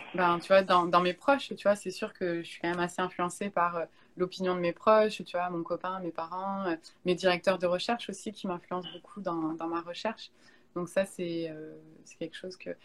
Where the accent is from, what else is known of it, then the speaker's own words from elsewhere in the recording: Bordeaux, Nouvelle-Aquitaine, France; moved away as an adult; now in Montreal, Canada; en France, je viens de Bordeaux